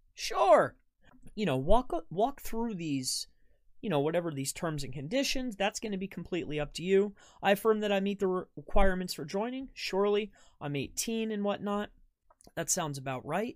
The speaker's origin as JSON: {"language": "English", "region": "Florida", "country": "United States", "moved": "yes", "said": "I'm originally from Florida."}